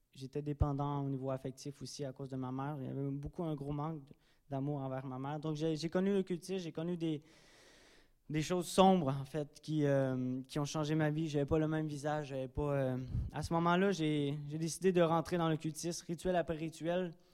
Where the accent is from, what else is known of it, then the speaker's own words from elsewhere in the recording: Drummondville, Quebec, Canada; moved away; je suis natif de Drummondville